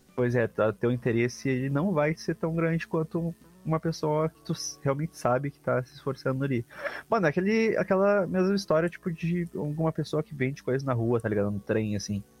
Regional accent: Brazil; sou brasileiro

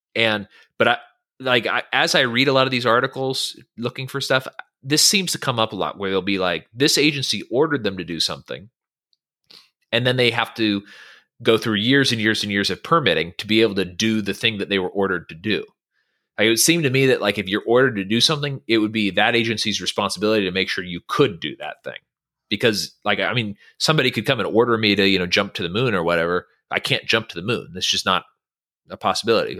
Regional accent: Northern California, United States; moved away; I'm from Northern California

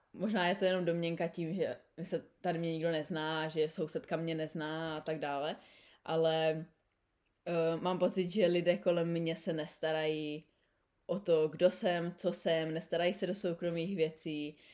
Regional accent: Czechia; moved away as an adult; also born or lived in Canada / New Zealand; now in Sydney, Australia; jsme my Češi, když tam máme půl roku zimu

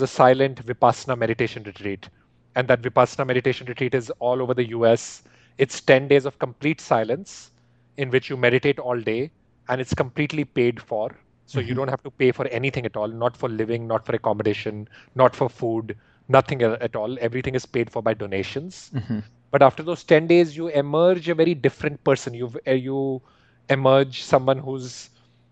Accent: India; moved away; when I grew up in India

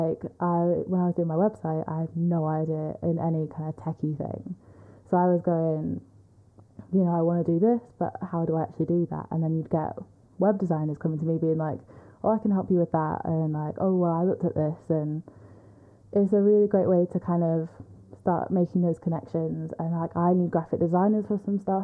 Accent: Manchester, North West England, United Kingdom; I'm from Manchester

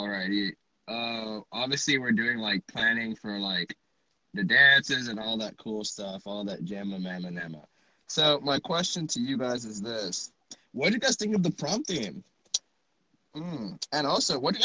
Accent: Dallas, Texas, United States; I was born and raised in Dallas, Texas

